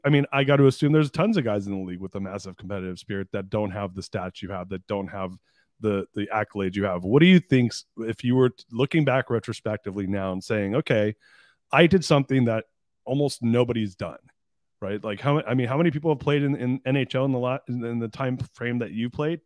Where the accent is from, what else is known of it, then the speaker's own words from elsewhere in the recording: Anaheim, California, United States; I was born in Anaheim, and I grew up in Orange County.